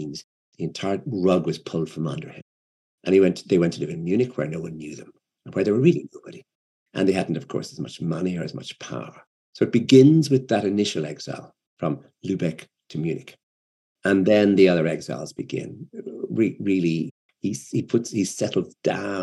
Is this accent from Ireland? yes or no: yes; Ireland; I'm an Irish writer